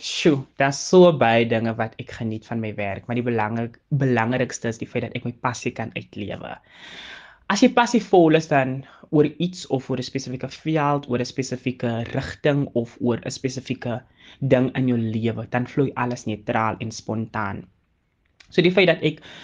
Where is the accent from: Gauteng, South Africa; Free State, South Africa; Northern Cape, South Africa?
Northern Cape, South Africa; Calvinia; moved away as an adult; now in Worcester, South Africa; Ek het groot geword in die Noord-Kaap en gematrikuleer by Hoërskool Calvinia